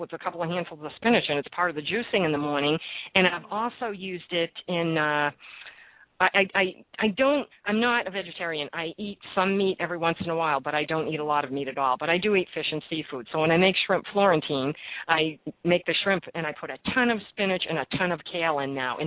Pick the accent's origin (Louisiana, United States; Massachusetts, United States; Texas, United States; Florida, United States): Massachusetts, United States; Boston; now in New Jersey, United States; I am from Boston, and I started going to the local markets when I moved here